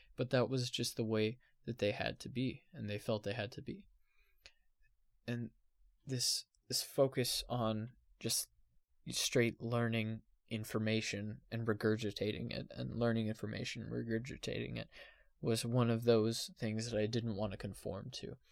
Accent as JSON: {"language": "English", "town": "Henderson", "region": "Nevada", "country": "United States", "said": "I'm not from Las Vegas. I'm from Henderson, Nevada."}